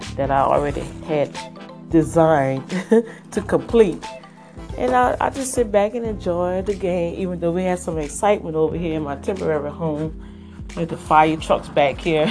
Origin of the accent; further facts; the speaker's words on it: United States; I guess I could still call myself American